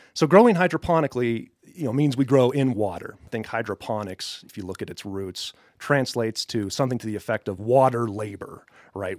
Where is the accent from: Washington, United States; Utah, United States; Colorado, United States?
Colorado, United States; Colorado Springs; moved away as an adult; also born or lived in Boulder / Fort Collins / Tampa Bay area, Florida; now in Westcliffe, United States; I'm a Colorado native. I grew up in Colorado Springs